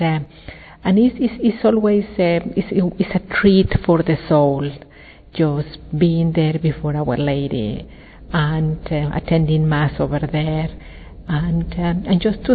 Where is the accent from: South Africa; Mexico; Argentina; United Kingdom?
Mexico; Mexico City; I was born in Mexico, Mexico City